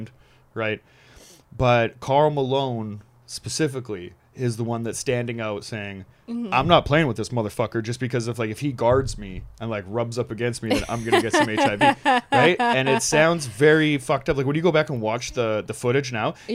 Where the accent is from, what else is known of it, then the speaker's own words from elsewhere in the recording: Canada; I'm also from Canada too